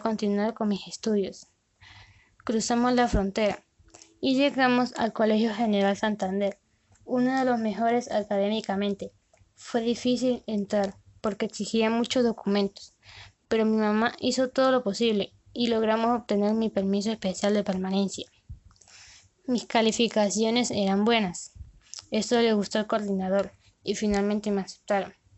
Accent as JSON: {"language": "Spanish", "country": "Venezuela", "also_born_or_lived": "Colombia", "said": "actualmente vivo con mi familia en Venezuela pero mi educación la recibo en Colombia"}